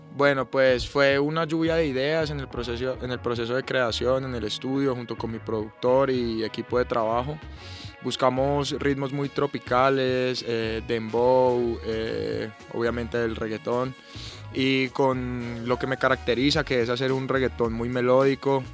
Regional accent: Huila, Colombia; moved away as an adult; now in Bogotá, Colombia; soy del Huila, y bueno, desde los seis años estoy en el, tema de la música

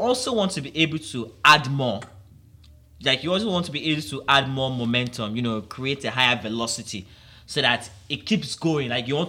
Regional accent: Nigeria; For me here in Nigeria

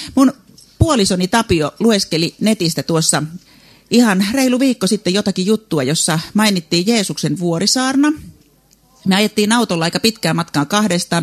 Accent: South Ostrobothnia, Finland; Meillä Etelä-Pohjanmaalla

